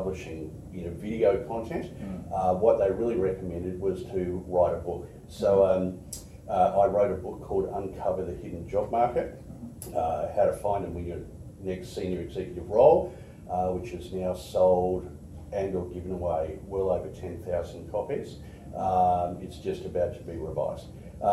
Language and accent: English; Australia; also born or lived in Edmonton, Canada / United States / Sydney, Australia / Brisbane, Australia; I was born in Canada, in Edmonton. It was minus 42 degrees centigrade in the winter, so they only lasted a couple of years there. We then moved to the States, where my brother was born, and then moved to Australia when I was four. And I lived in Sydney, and then came to Brisbane to do my high schooling